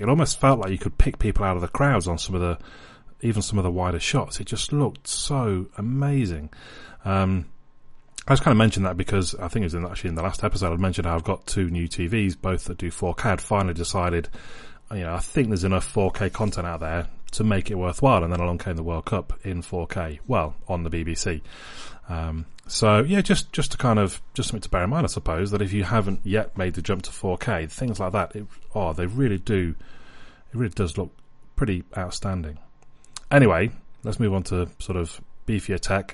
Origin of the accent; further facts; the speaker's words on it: England, United Kingdom; I'm English, I'm an England fan